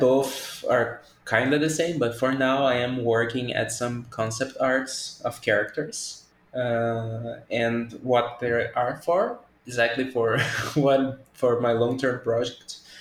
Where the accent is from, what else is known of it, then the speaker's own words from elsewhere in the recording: Brazil; English is a second language; I'm from Brazil. English is not my first language